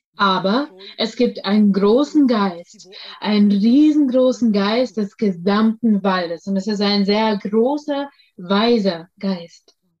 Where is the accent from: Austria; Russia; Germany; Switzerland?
Russia; ich bin in Russland geboren